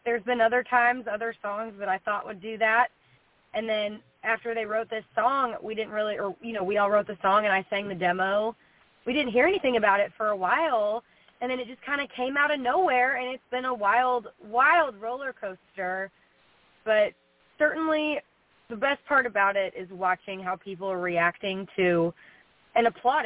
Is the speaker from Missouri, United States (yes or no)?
yes; St. Louis, Missouri, United States; I grew up in St. Louis